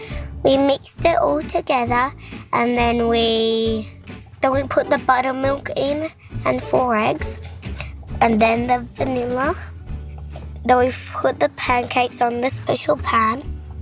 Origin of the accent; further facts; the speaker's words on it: Western Australia, Australia; I am 6 years old. I am from Western Australia